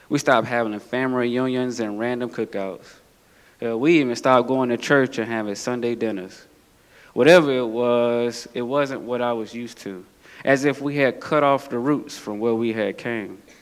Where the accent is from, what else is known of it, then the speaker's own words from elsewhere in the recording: Atlanta, Georgia, United States; accent: southern; As you can tell by my swag or my southern accent, that seems to be quickly fading away, that I grew up in the South, the heart of Atlanta, Georgia, to be exact.